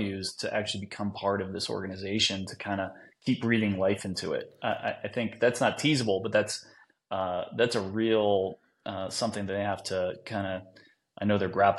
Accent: New Jersey, United States; Yeah, you know, I'm from Jersey, so I'm not surprised I run into a trunk one right off my bat in my career.

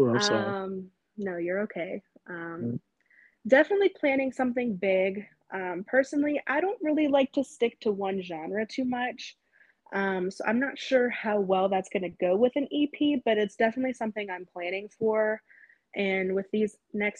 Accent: Johnstown, Pennsylvania, United States; now in Pittsburgh, United States; I'm originally from Johnstown, born and raised.

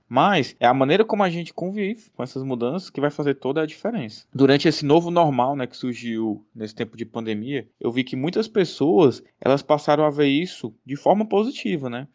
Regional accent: Fortaleza, Ceará, Brazil; sou educador financeiro, sou de Fortaleza

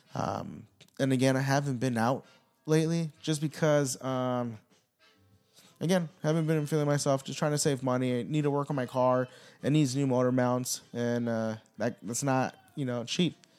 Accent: United States; We are all American. The ones that were born here

